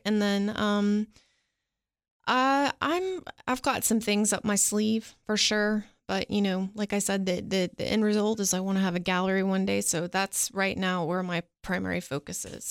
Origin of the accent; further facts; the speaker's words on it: Florida, United States; also born or lived in Nashville, Tennessee; now in Cookeville, United States; I was born in Nashville. My family left when I was four and we moved out to Florida.